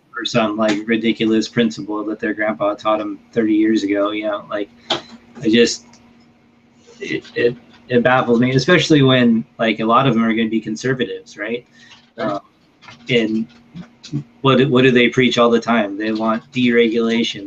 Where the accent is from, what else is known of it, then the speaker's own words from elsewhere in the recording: Northern California, United States; moved away; in my hometown in Northern California